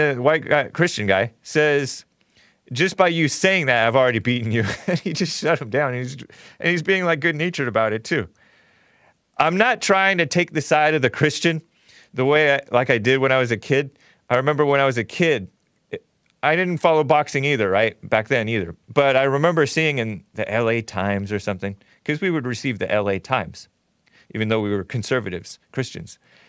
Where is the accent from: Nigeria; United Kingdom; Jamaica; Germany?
Nigeria; also, I'm Nigerian, so maybe it's my ancestors in me.